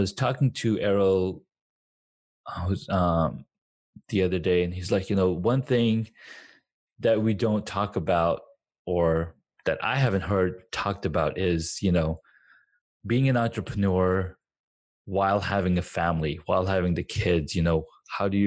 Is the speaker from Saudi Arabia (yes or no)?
yes; Saudi Arabia; moved away as an adult; also born or lived in Pakistan; now in United States; I was born in Pakistan. Grew up in Saudi Arabia, made some friends there. I went, like, my entire school life was there